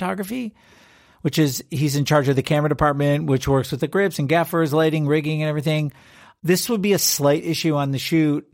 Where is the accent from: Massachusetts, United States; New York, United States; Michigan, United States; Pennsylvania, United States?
Michigan, United States; Detroit; I grew up in Detroit